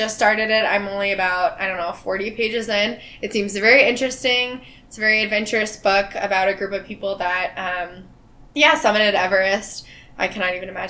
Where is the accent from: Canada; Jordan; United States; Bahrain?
United States; Texas; growing up in Texas